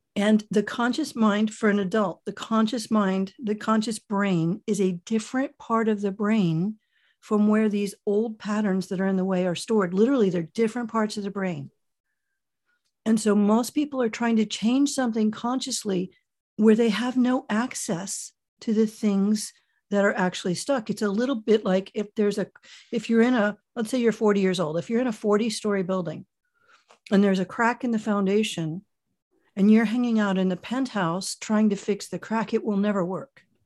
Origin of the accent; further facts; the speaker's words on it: Miami, Florida, United States; moved away as an adult; also born or lived in Michigan / Germany / London / New York; now in San Francisco Bay Area, United States; I was born in Miami, Florida, only a child, and, uh, got out of there as soon as I was legally old enough to flee.